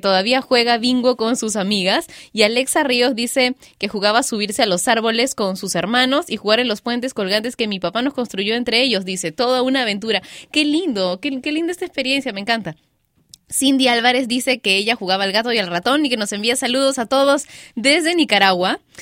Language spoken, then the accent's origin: Spanish; Peru; Liga, le decimos en Perú.